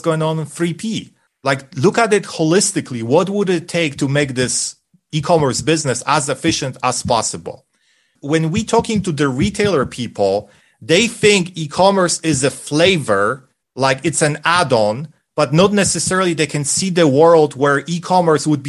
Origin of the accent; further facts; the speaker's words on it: Poland; English is a second language; moved away; When I was a little kid in the 1980s in Poland during communism